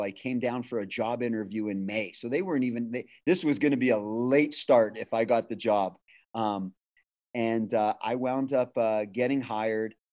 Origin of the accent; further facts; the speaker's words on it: Winnipeg, Manitoba, Canada; moved away as an adult; also born or lived in Ridgecrest, California / Fontana, California; now in California, United States; I moved back to my hometown uh, of Winnipeg